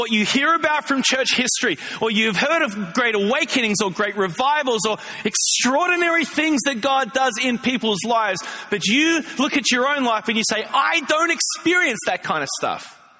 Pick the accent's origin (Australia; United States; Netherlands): Australia; When I was growing up in Australia, I grew up in the church.